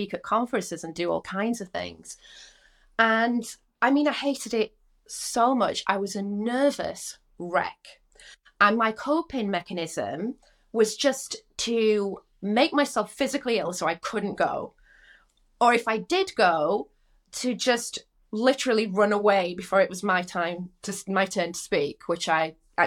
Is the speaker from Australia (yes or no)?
no; Rotherham, Yorkshire and the Humber, United Kingdom; moved away as an adult; also born or lived in London; I'm from Rotherham